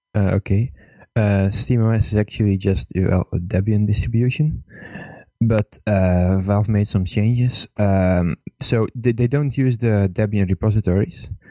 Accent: Estonia; I'm from Estonia

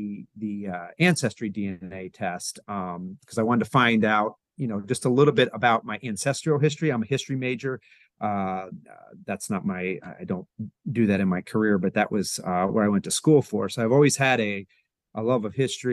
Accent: Lancaster, Pennsylvania, United States; I grew up in, I was born in Lancaster, Pennsylvania

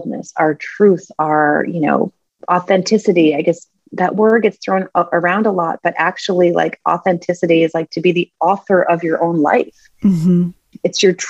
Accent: New Hampshire, United States; as a kid, I grew up in New Hampshire

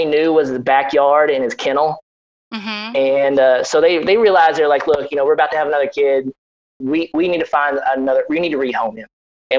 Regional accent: Kentucky, United States; moved away; also born or lived in Georgia; I grew up in a farm, 8-acre farm in Kentucky, and we always had dogs on the farm.

